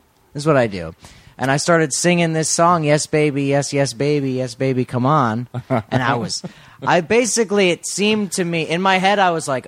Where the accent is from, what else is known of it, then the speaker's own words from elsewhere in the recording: Florida, United States; I am from Florida.